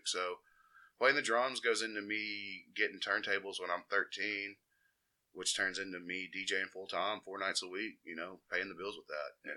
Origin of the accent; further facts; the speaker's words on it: Jasper, Alabama, United States; I grew up on the outskirts of Jasper, in between Jasper and Cordova. Um, Cordova Cutoff Road, man. I'm out here repping uh, the midsection out there, right by Enterprise.